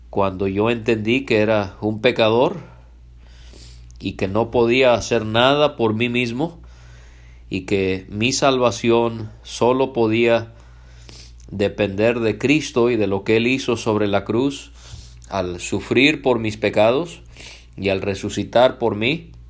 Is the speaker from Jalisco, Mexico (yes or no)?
yes; Puerto Vallarta, Jalisco, Mexico; also born or lived in Canada; Yo nací en Canadá un 16 de junio del año 1987 y la razón por la que hablo español es porque mis padres cuando yo tenía 11 meses de nacido ellos se mudaron a México específicamente a la ciudad de Puerto Vallarta en el estado de Jalisco